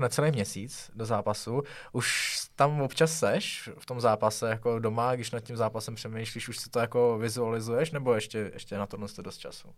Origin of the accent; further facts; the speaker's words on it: Pardubice, Pardubice Region, Czechia; já jsem z Pardubic